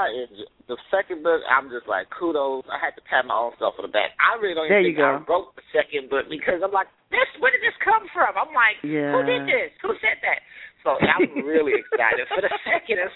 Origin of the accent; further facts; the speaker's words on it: Oakland, California, United States; I want to do something to represent my hometown